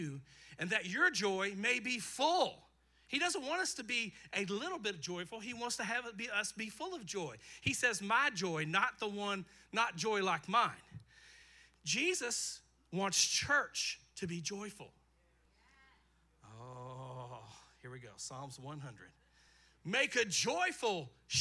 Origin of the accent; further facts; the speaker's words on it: Eastern Kentucky, United States; I grew up in Eastern Kentucky